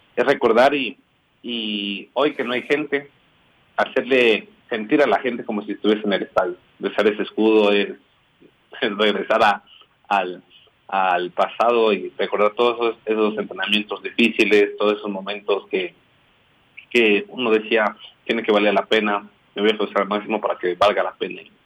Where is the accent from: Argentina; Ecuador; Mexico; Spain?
Ecuador; Quito, Pichincha; Nací en Quito